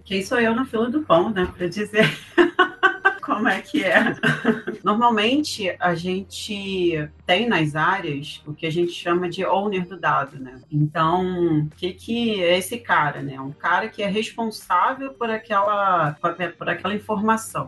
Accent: Brazil; como brasileiros que somos

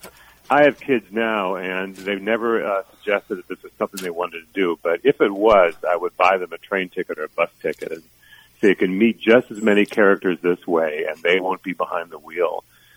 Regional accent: Alexandria, Minnesota, United States; moved away as an adult; also born or lived in St. Paul, Minnesota; now in New Orleans, United States; I was raised in Alexandria, Minnesota. That's where I went to junior high and high school. My mom still lives there

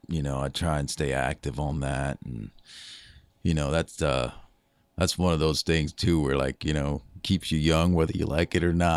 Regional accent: Minneapolis, Minnesota, United States; also born or lived in New York City; Yeah, I grew up in the Twin Cities, Minneapolis, St. Paul.

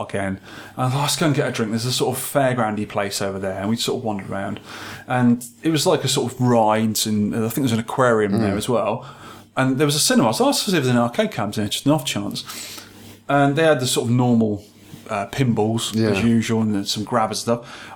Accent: Scotland, United Kingdom; I'm Scottish

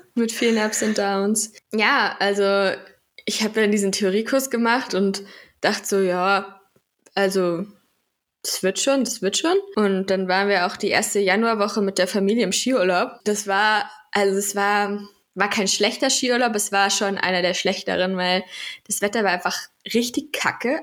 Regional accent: Central Germany, Germany; ich komme aus der Mitte Deutschlands

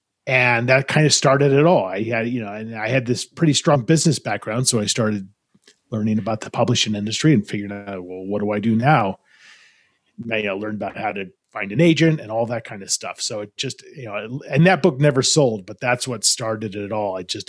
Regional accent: Los Angeles, California, United States; I grew up in Los Angeles and I went to school in New York and I studied hotel administration.

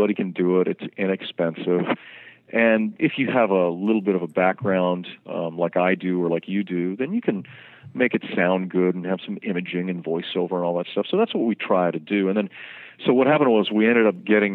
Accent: Vancouver, British Columbia, Canada; moved away as an adult; now in New York City, United States; I'm from Vancouver, BC, originally, and then I moved to New York City, I guess, about 11 years ago.

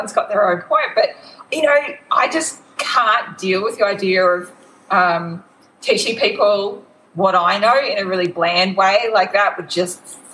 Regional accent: Queensland, Australia; accent: small town, regional, Northern Australian; It's very, what I like to call small town, regional, like Northern Australian accent

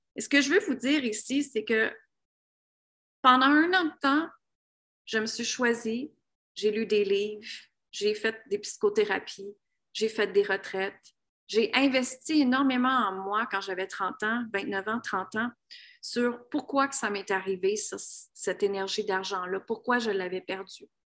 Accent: Canada; moved away as an adult; also born or lived in United States; Moi, je viens d'une petite ville, je viens de la ville de Grimby

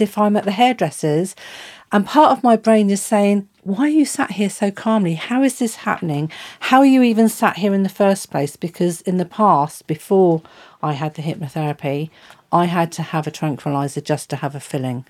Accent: Southampton area, near Whiteley/Fareham, South East England, United Kingdom; I come from Southampton area, just outside of Whitney, actually, just the other side of Fareham.

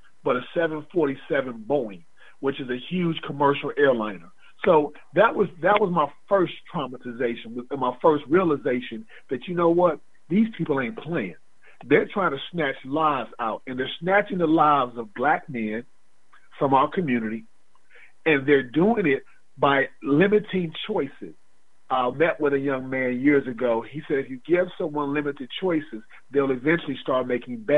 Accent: Atlanta, Georgia, United States; I was raised in Atlanta

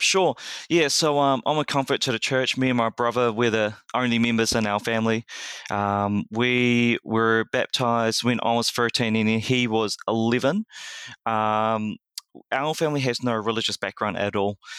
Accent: New Zealand; I was born and raised in New Zealand

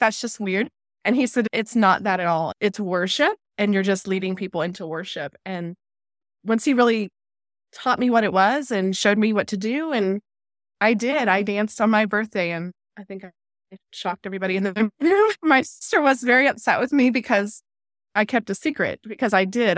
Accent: San Antonio, Texas, United States; also born or lived in Biloxi, Mississippi; now in Tyler, United States; I'm originally from San Antonio

